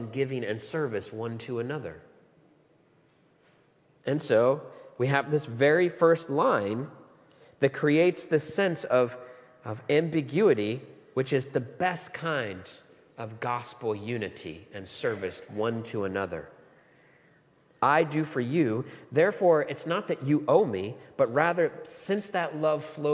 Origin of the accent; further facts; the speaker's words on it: United States; moved away as an adult; now in Australia; I'm an American. Not from these parts